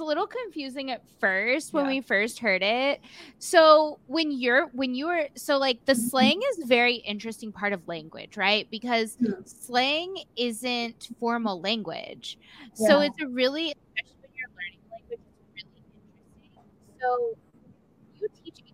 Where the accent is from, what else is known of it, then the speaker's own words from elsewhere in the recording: United States; we're from the States, so in America